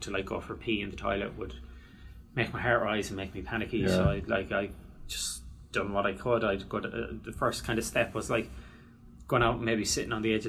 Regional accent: Ireland

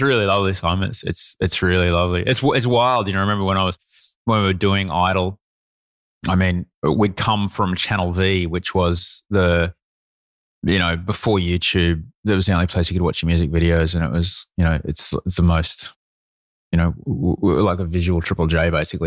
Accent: Brisbane, Queensland, Australia; also born or lived in London; I grew up in Brisbane.

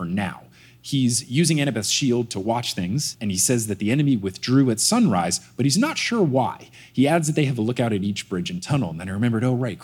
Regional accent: New Jersey, United States; growing up in New Jersey

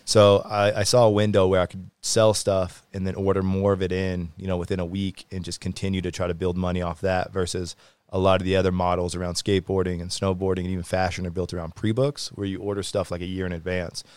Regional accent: Louisville, Kentucky, United States; moved away; also born or lived in Whitefish, Montana / Kalispell, Montana / Salt Lake City, Utah; originally Louisville, Kentucky, so like Midwest area

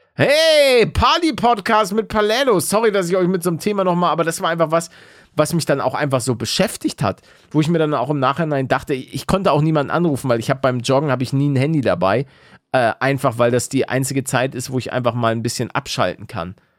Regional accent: the North, Northern Germany, Germany; now in Bavaria, Germany; ich komme aus dem Norden

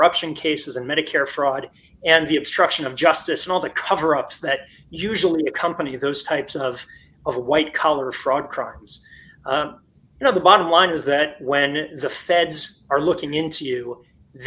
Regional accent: Florida, United States; moved away as an adult; I was born and raised in Florida, and I ended up coming home to Florida about 10 years ago

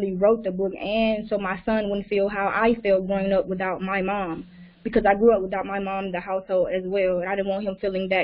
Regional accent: Alabama, United States; I'm 25 years old, and I'm from Alabama.

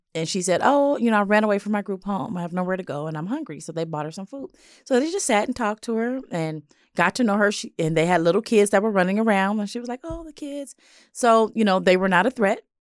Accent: Los Angeles, California, United States; I grew up in South L

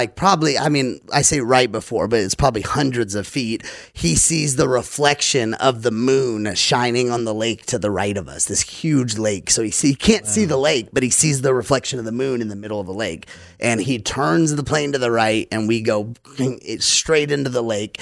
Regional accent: Louisiana, United States; I'm from Louisiana, so I grew up in the South

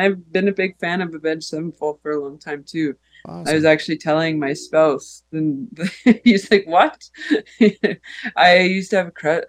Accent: Calgary, Alberta, Canada; That's the problem with growing up in Calgary.

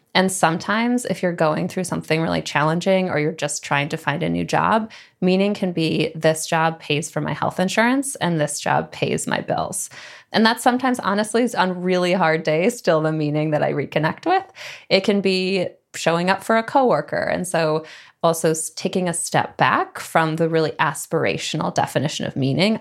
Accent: Midwest, United States; moved away as an adult; also born or lived in San Francisco / New York; I grew up in the Midwest

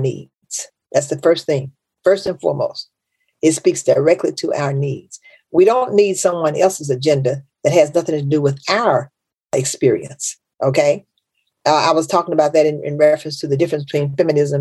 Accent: Memphis, Tennessee, United States; I'm from Memphis. That's the South

